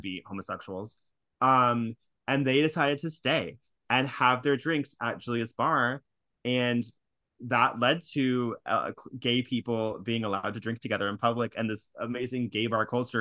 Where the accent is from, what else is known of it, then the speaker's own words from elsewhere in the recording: California, United States; now in New York, United States; I'm from California